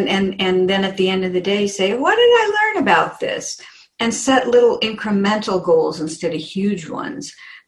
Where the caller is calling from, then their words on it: Phoenix, Arizona, United States; From Phoenix, Arizona, where it's usually sunny, and today it's overcast.